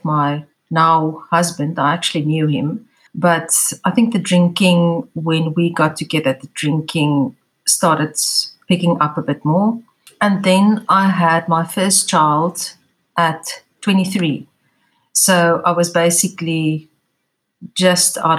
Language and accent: English; South Africa; I'm from South Africa. I live in Cape Town